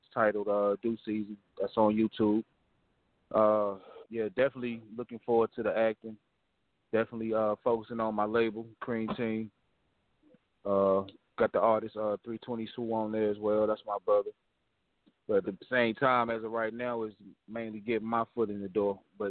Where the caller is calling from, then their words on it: Greensboro, North Carolina, United States; I'm calling from Greensboro, North Carolina.